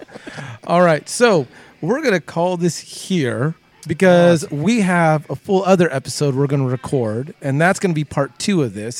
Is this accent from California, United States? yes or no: yes; Southern California, United States; growing up in Southern California